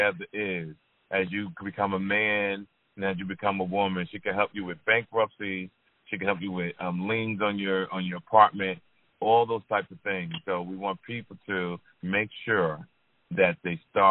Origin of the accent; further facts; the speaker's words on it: Jersey City, New Jersey, United States; I grew up in Jersey City, New Jersey